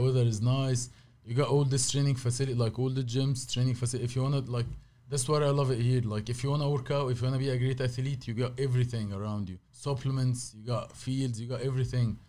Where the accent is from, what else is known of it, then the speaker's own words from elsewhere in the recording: Cairo, Cairo Governorate, Egypt; English is a second language; moved away as an adult; also born or lived in Saudi Arabia; now in United States; I born in Saudi, but I, I, I lived all my life in Egypt